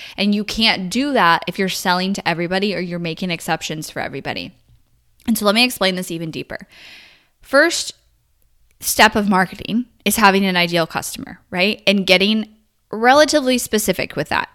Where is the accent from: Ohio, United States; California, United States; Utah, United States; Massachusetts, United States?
California, United States; I grew up in California